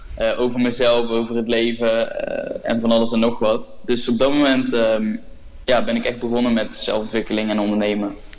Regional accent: North Brabant, Netherlands; ik kom uit het dorpje genaamd S. Het is een heel klein dorpje eh, in Brabant waar maar 2000 mensen wonen.

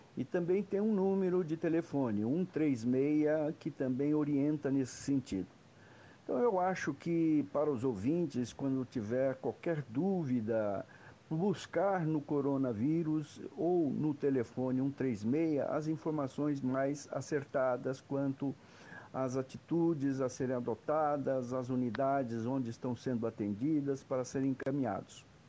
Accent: Brazil; todos nós somos brasileiros

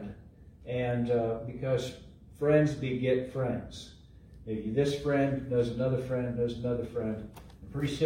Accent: Eastern Ohio, United States; now in Missouri, United States; I grew up in Ohio, Eastern Ohio

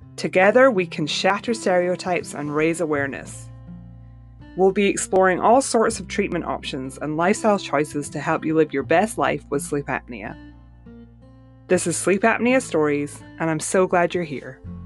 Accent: Scotland, United Kingdom; moved away; I grew up in Scotland

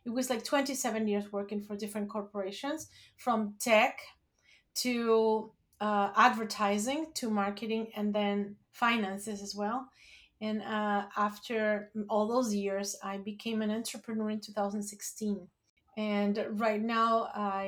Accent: Mexico City, Mexico; moved away as an adult; now in New Jersey, United States; I was born and raised in Mexico City

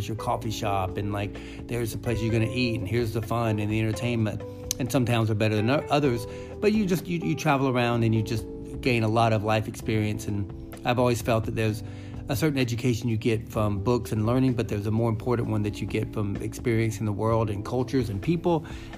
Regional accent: the South, United States; I mean, I was born and raised in the South, so I'm definitely a Southern.

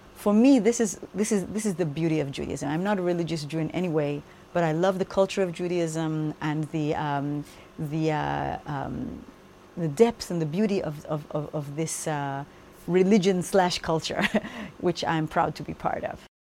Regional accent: United States; moved away; I grew up in the United States, and English is still my strongest language

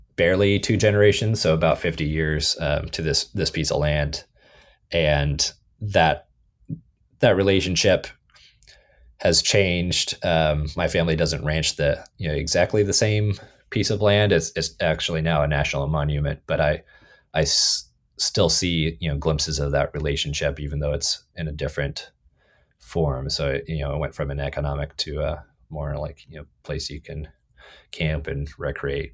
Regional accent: California, United States; moved away as an adult; also born or lived in Athens, Ohio; I was born and raised in California

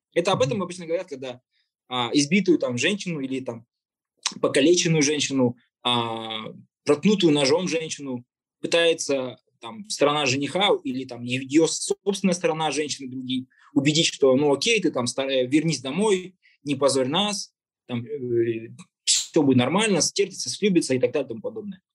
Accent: Kazakhstan; мы живем в, в этой стране, которая называется Казахстан, мы казахи

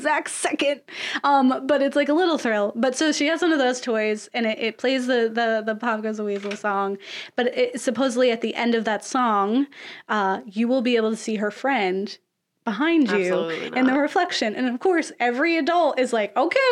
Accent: Florida, United States; we would have a hurricane because I'm from Florida

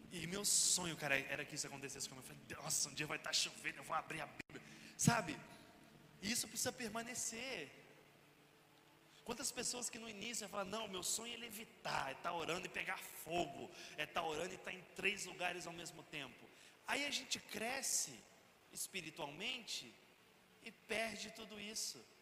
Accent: interior of Minas Gerais, Brazil; lá na minha cidade, interior de Minas.

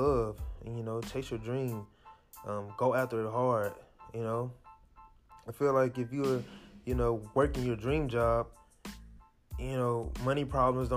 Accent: Jackson, United States; I'm from Jackson. We didn't have these classes in high school.

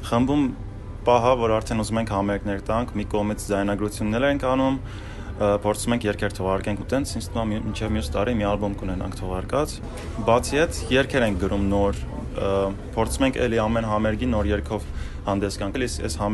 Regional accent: Syria; Ես ու խաժակը սիրիահայ ենք, դա էլ շեշտեմ, акцентից զգացվում

